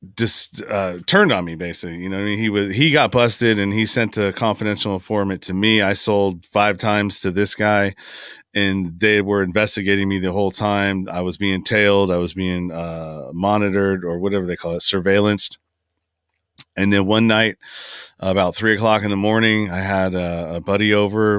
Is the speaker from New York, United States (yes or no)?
no; San Francisco Bay Area, California, United States; I grew up in the Bay Area, San Francisco Bay Area. I'm from Northern California, and that's where I currently reside now.